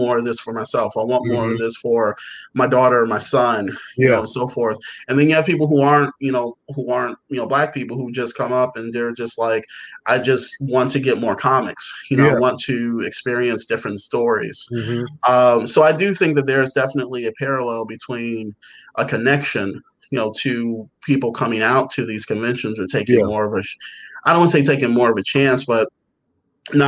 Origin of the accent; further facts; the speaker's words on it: Chicago, Illinois, United States; moved away; I'm from Chicago originally, so we didn't have comic book stores where I lived